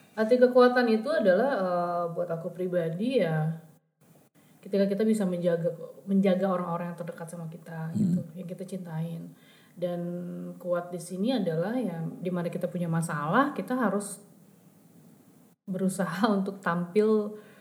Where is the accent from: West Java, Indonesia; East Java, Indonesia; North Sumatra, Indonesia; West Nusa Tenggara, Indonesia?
West Java, Indonesia; Bandung; kita anak Bandung